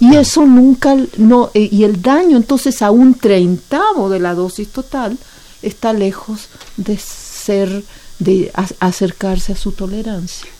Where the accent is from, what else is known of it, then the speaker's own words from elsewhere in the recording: Chile; now in Mexico; yo soy chilena